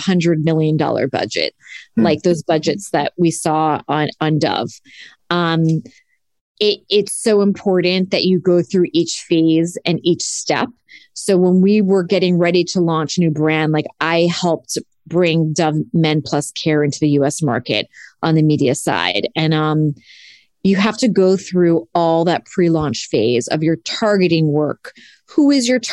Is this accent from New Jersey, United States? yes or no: yes; Cresskill, New Jersey, United States; moved away as an adult; also born or lived in New York City; I am from Northern New Jersey in a town called Crestkill near Tenafly, Englewood